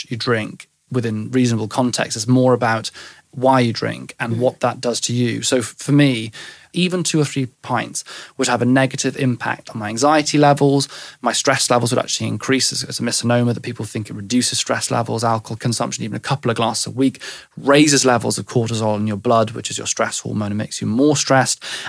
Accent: West Wales, United Kingdom; I grew up in West Wales

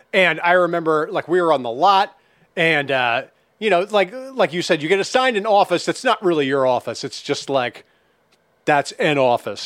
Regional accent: Minnesota, United States; I grew up in Minnesota

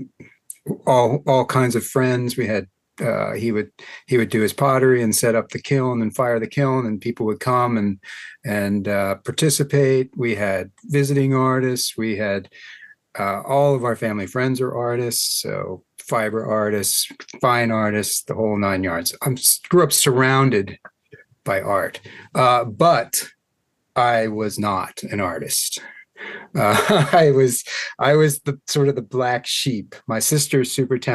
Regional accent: Hampstead, Maryland, United States; also born or lived in Baltimore, Maryland; I was born in Baltimore, but raised in Carroll County on a little farm in Hampstead

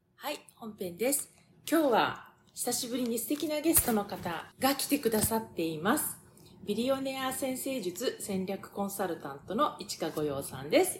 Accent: Tokyo, Japan; もともと私は東京生まれの東京育ちだし母親が東京の人なのでずっともう東京以外は知らないんだけれども

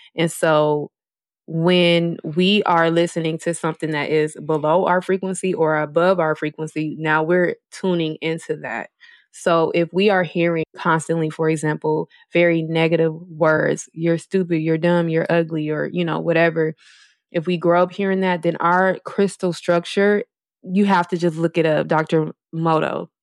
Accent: Milwaukee, Wisconsin, United States; moved away as an adult; also born or lived in Las Vegas; now in Los Angeles, United States; That's my hometown, Milwaukee, Wisconsin

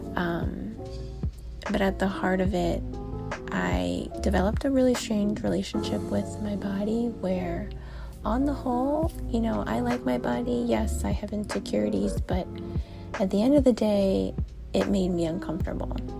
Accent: South Florida, United States; I was born and bred in South Florida

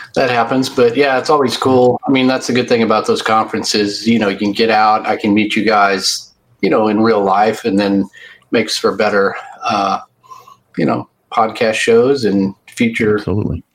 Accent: Fort Worth, Texas, United States; I was born in Fort Worth, Texas, and I've lived in the Dallas Fort Worth, Texas area all my life

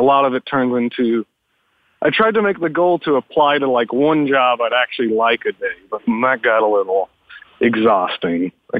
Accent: Lake Jackson, Texas, United States; I was born in Lake Jackson, Texas.

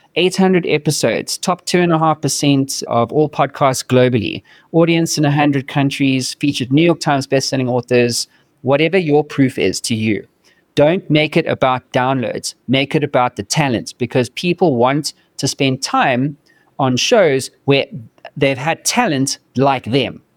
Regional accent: South Africa; moved away as an adult; now in United States; I'm from South Africa

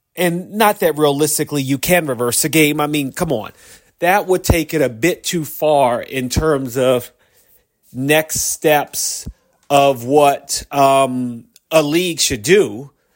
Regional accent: United States; I'm an American citizen

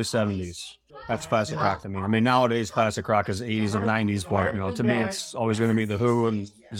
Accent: Dalzell, Illinois, United States; Delzell, Illinois.

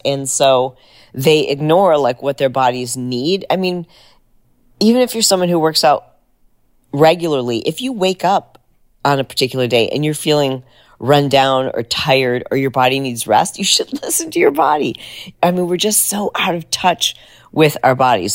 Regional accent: United States; we'd say America

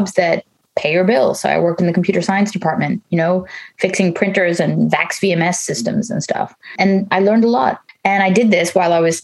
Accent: New York, United States; moved away as an adult; now in Netherlands; I grew up in the States, in New York. I live in the Netherlands

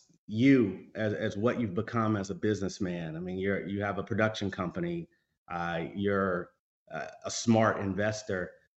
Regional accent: Kentucky, United States; also born or lived in Tennessee; Tennessee, where I was born and I was raised in Kentucky.

